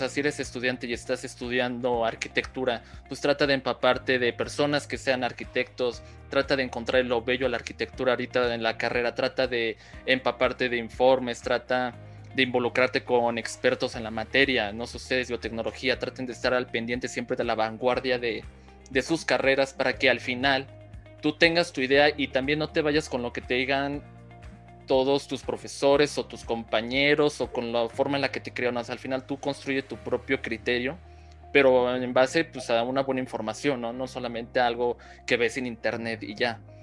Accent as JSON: {"language": "Spanish", "country": "Mexico", "said": "nosotros como mexicanos"}